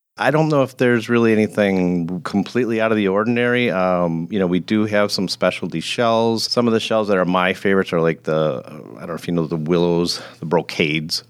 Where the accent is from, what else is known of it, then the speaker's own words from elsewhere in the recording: Grafton, United States; moved away as an adult; I originally grew up in Grafton, so I'm, uh, somewhat of a lifer